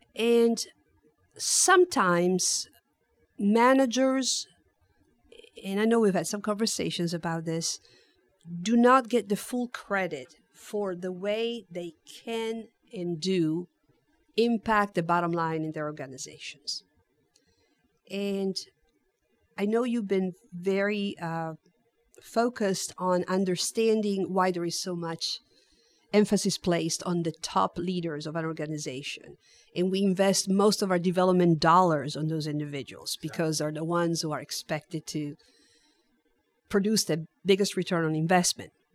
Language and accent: English; Turin, Piedmont, Italy; also born or lived in Netherlands; now in San Antonio, United States; I was born and raised in Italy, I lived in the Netherlands for a few years as a military dependent